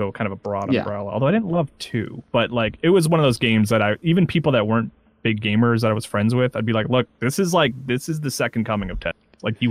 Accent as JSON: {"language": "English", "region": "South Carolina", "country": "United States", "tie": "born or raised there", "said": "I growing up in South Carolina and you growing up in Minnesota"}